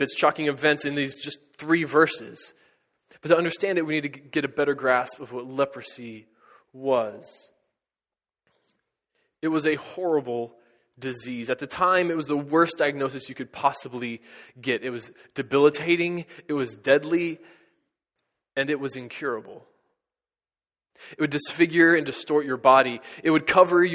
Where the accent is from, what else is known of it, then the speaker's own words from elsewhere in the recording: United States; As Americans